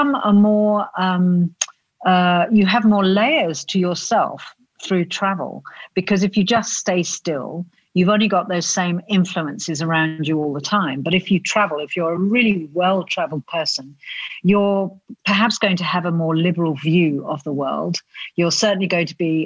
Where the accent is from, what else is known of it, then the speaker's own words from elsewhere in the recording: South Australia, Australia; this tiny little pair of South Australians who thought that they could set up a travel magazine